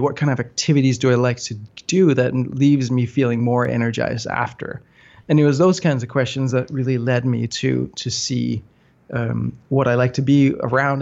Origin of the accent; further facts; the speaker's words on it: north of Copenhagen, Capital Region of Denmark, Denmark; I grew up in Denmark, um, north of Copenhagen, the so-called whiskey belt